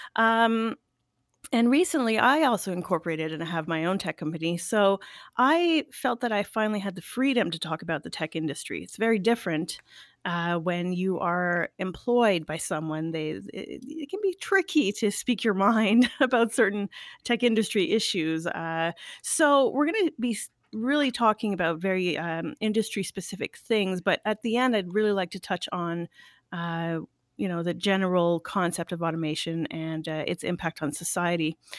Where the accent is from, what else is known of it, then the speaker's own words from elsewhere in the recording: Canada; being French Canadian.